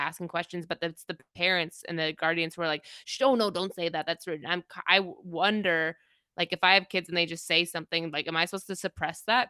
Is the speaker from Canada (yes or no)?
yes; Toronto, Ontario, Canada; also born or lived in Kingston; I grew up in Toronto